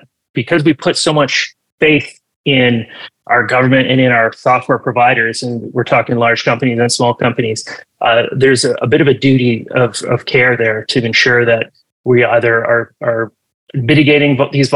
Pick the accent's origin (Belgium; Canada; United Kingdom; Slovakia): Canada; my home country, Canada